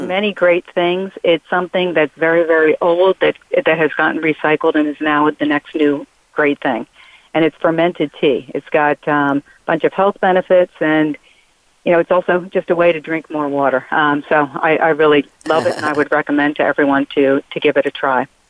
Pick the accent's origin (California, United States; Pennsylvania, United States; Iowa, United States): Pennsylvania, United States; Philadelphia; I'm from Philadelphia